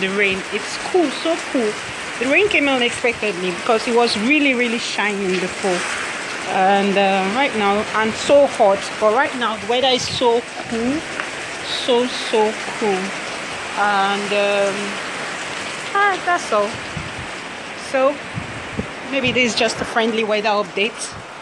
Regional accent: Nigeria; I'm from Nigeria

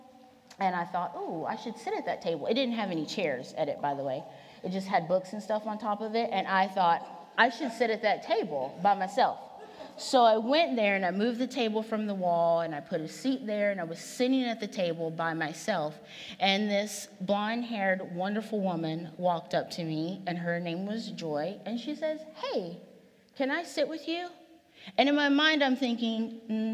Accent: Virginia, United States; moved away as an adult; now in Portland, United States; I am originally from Virginia. So I moved out here about 10 years ago from a totally different planet than Portland, Oregon, which is where I live now

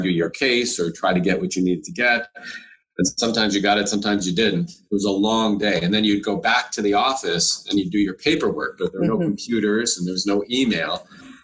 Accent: Windsor, Ontario, Canada; moved away as an adult; now in Toronto, Canada; I came from Windsor

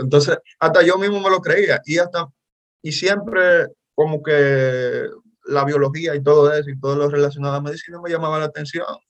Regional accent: Dominican Republic; soy dominicano, soy actor

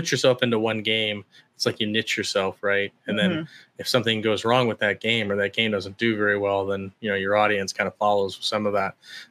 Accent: Chicago, Illinois, United States; also born or lived in Georgia / Hawaii; now in Idaho, United States; I'm from Chicago originally. So I was born in Georgia, but I was raised in Chicago

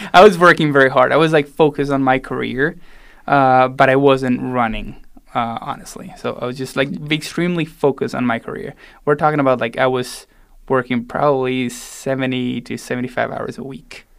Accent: Salta, Argentina; moved away as an adult; also born or lived in Buenos Aires, Argentina / Boulder, Colorado; now in Denver, United States; I was born in Buenos Aires and then raised all the way up north in Salta, almost in the border with, uh, Bolivia

